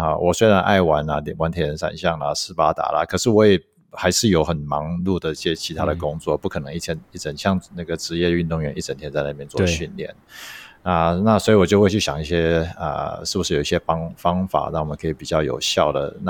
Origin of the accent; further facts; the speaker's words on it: United States; now in Taiwan; 我也不是说从小就在美国，虽然在美国长大